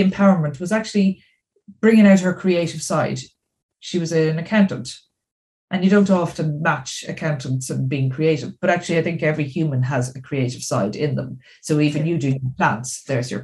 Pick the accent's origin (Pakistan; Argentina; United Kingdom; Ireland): Ireland; Dublin, Leinster; So I'm from Dublin in Ireland